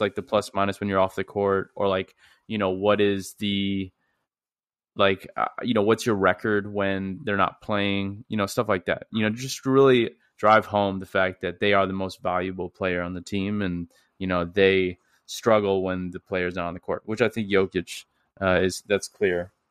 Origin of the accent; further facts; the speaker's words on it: St. Louis, Missouri, United States; I'm from Saint Louis